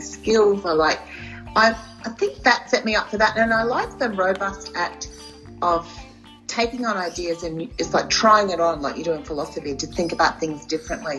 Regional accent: Wondai, Queensland, Australia; Bondi is a town um, in Western Queensland. It's by a place called the South Burnett near Kingaroy.

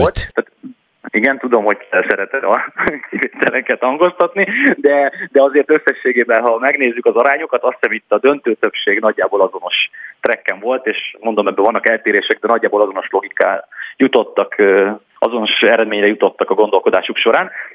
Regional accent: Heves County, Borsod County and Nógrád County, Northern Hungary, Hungary; én Heves megye, Borsod megye és Nógrád megye futballpályáin nőttem föl

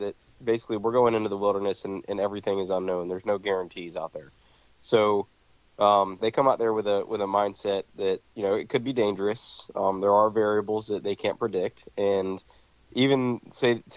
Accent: Ocala, Florida, United States; also born or lived in Georgia; I've lived here in Ocala most all my life

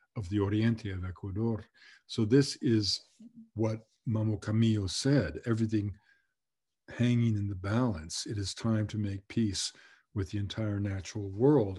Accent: Canada; we were as one as Canadian people

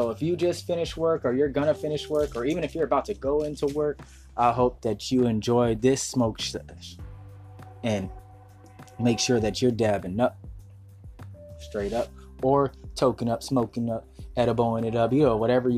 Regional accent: West Coast, United States; I'm from the West Coast

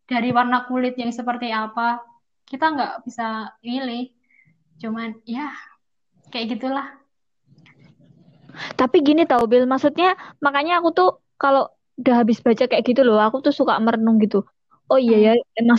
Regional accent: Java, Indonesia; tapi ya mungkin karena kita orang Jawa jadi kita tuh nggak nggak yang neko-neko akan melawan apalah apa gitu

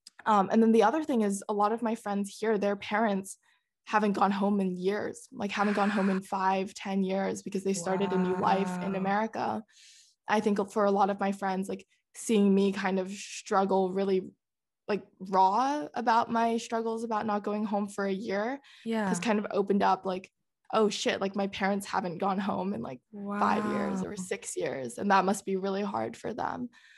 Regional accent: Netherlands; Oh, we grew up in the Netherlands for like 6.5 years and we would go back like every summer basically

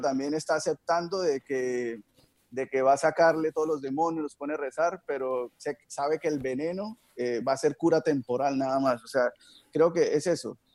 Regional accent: Barrancabermeja, Santander, Colombia; soy de Barranca Bermeja, aquí pasa el río en Magdalena Medio

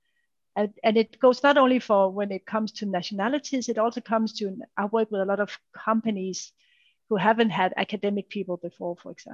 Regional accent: Denmark; the background I'm from and from the country I'm from and from the Danish mentality

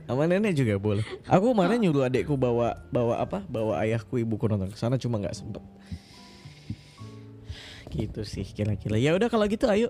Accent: Pontianak, West Kalimantan, Indonesia; Nah iya Kalimantan Kalimantan Barat. Aku dari Pontianak.

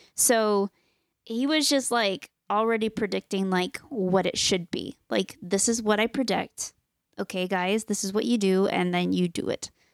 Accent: United States; we are Americans. Yes, we're from the United States

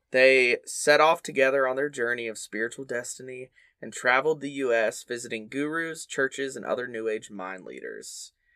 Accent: the South, United States; growing up in the South as a Baptist kid

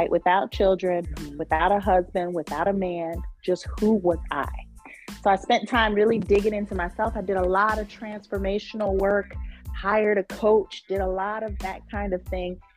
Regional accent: New York, United States; now in Charlotte, United States; Originally, I am from upstate New York, but I have lived all over the country.

